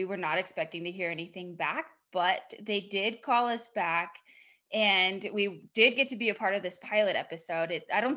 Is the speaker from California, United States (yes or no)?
yes; California, United States; moved away as an adult; now in Las Vegas, United States; I grew up in California